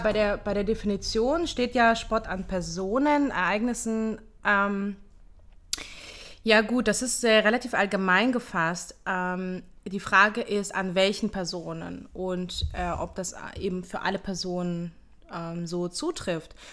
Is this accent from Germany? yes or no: yes; Hamburg, Germany; moved away as an adult; also born or lived in Ukraine; now in Israel; ich bin äh, in der Ukraine geboren, mit zehn Jahren nach Deutschland ausgewandert, in Hamburg aufgewachsen